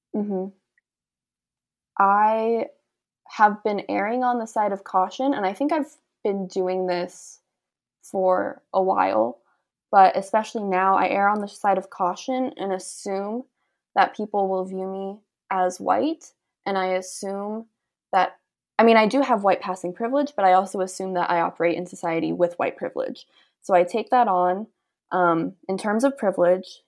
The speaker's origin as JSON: {"language": "English", "town": "San Diego", "region": "California", "country": "United States", "said": "we're from San Diego, we're pretty close to the border"}